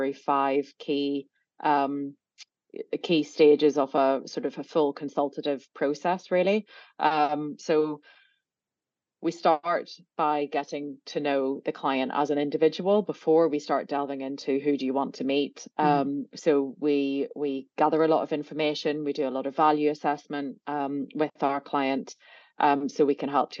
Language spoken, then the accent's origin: English; Belfast, Northern Ireland, United Kingdom; moved away; I grew up in Belfast in a sort of pretty middle of the road, middle class family background